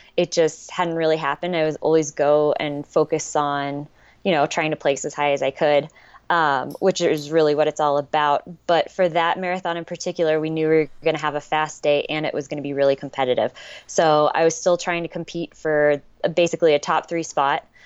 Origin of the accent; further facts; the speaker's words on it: Leavenworth, Kansas, United States; now in Portland, United States; I grew up in Leavenworth, Kansas.